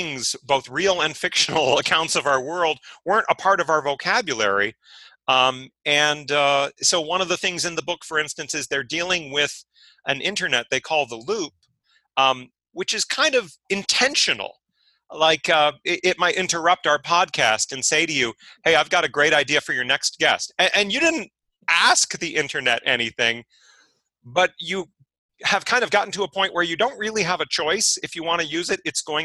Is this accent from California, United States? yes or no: yes; San Diego, California, United States; moved away as an adult; also born or lived in Pennsylvania; I grew up in San Diego